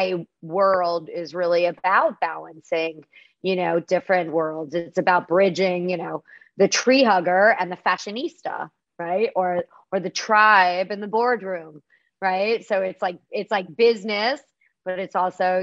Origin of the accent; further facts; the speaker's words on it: Florida, United States; now in New York, United States; I grew up in Florida